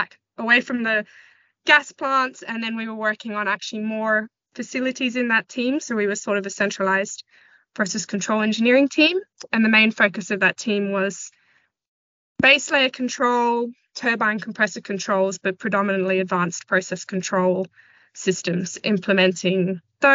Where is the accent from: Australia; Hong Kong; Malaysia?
Australia; Western Australia; moved away as an adult; also born or lived in Johannesburg, South Africa; now in London, United Kingdom; I grew up in Western Australia, and that's where I did my undergraduate degree